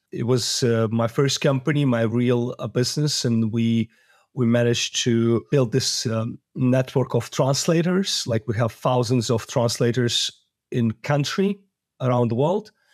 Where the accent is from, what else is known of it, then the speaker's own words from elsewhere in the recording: Moldova; I was born in Moldova